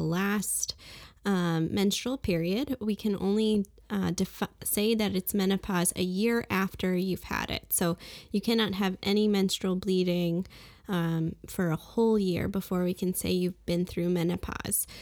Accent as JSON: {"language": "English", "town": "Brooklyn", "region": "New York", "country": "United States", "also_born_or_lived": "England / Saint Martin", "moved": "yes", "lives_now": "Fargo, United States", "said": "I'm originally from Brooklyn, New York, and I, uh, lived in a few different places like England and Saint Martin"}